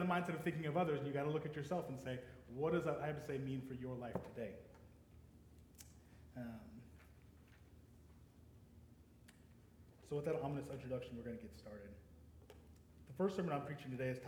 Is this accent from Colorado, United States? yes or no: yes; Denver, Colorado, United States; moved away as an adult; also born or lived in Laramie, Wyoming; originally I was born and raised in Denver, Colorado, but I spent the last 10 years in Laramie, Wyoming